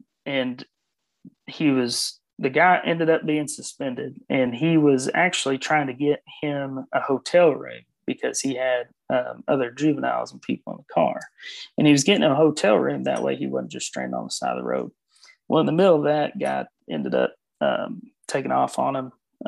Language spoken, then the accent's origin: English; Missouri, United States; born there; I was actually born in Missouri, so I could talk about Missouri.